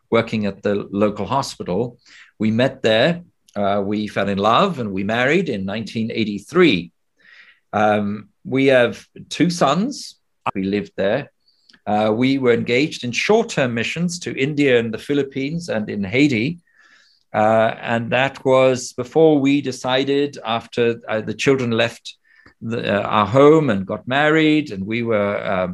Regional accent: Namibia; now in Oxford, United Kingdom; I was born in Namibia

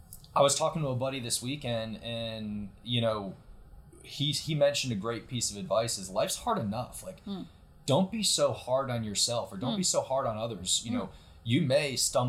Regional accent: Connecticut, United States; now in Atlanta, United States; I lived growing up in a small town in Connecticut

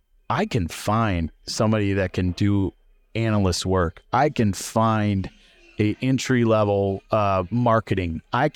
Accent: Illinois, United States; I grew up outside of Champaign, so it's college town's 20 minutes away from my hometown.

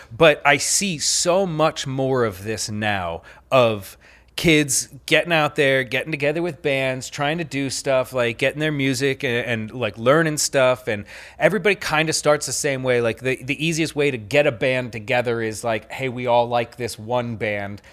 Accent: Pennsylvania, United States; I grew up in Pennsylvania

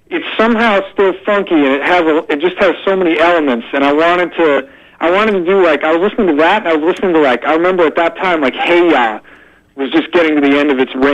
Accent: Detroit, Michigan, United States; born there; I was born in in the Detroit area in Michigan. Mm-hmm so that's where my family is actually from.

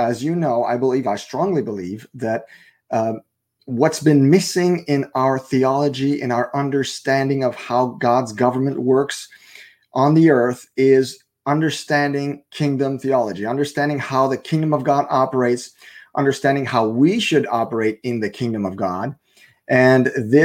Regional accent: Canada; first language French; English is a second language; I'm a French Canadian. So my main language is French

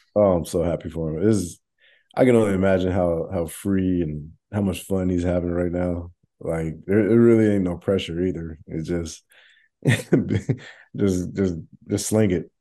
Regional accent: Arlington, Texas, United States; moved away; I grew up in Arlington

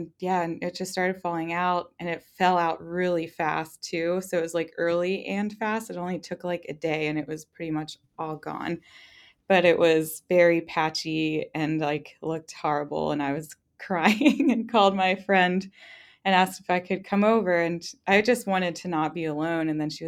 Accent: East Coast, United States; now in Nebraska, United States; Neither of us are from Nebraska. We're actually both from the East Coast. So being transplants here was intense

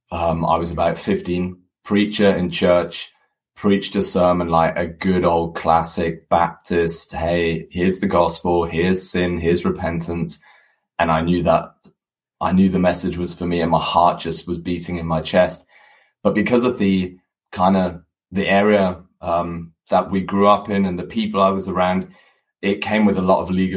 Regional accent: Germany; moved away as an adult; also born or lived in United Kingdom / South Africa; half German, half English, born and raised in Germany, studied in the UK, studied a business degree, and then moved halfway across the world, lived in South Africa for 6 years, and then came back to Germany.

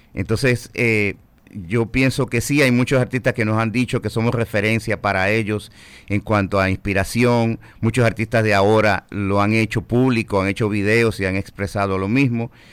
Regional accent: Dominican Republic

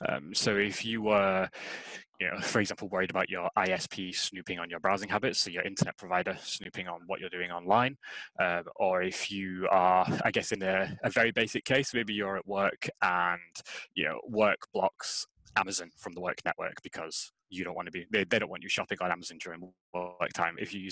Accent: Scotland, United Kingdom; now in England; they don't realize that I am actually Scottish because I don't have the accent at all. I've been living down in England for so long.

